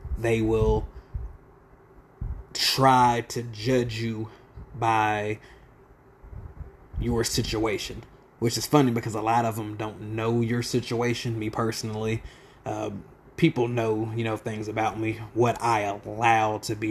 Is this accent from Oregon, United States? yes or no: no; Lawton, Oklahoma, United States; I'm from Lawton, mainly Southside product and proud. 1307 Southwest Jefferson will forever be home